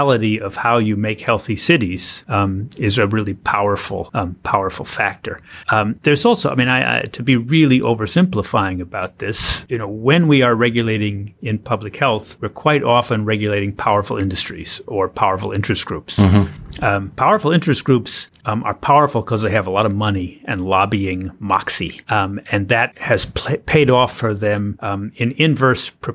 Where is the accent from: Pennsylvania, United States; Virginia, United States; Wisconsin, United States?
Pennsylvania, United States; my home state of Pennsylvania